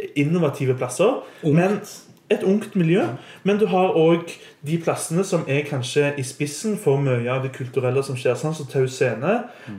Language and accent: Norwegian; Stavanger, Rogaland, Norway; Jeg har vokst opp og gått på Hetland, som er en skole som ligger litt utenfor bykjernen